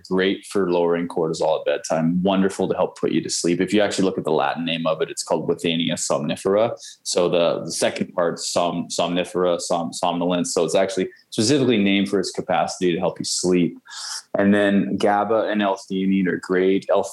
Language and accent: English; Langley, British Columbia, Canada; also born or lived in Vancouver, BC; I come from Langley where that's all they do out there